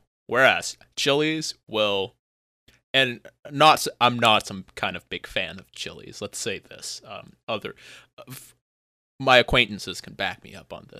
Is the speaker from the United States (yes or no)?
no; Vietnam; Technically, I come from Vietnam, but we don't have that shit.